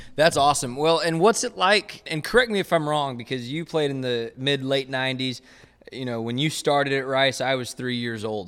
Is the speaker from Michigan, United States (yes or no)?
no; Waco, Texas, United States; growing up in Waco and then, and then going to Baylor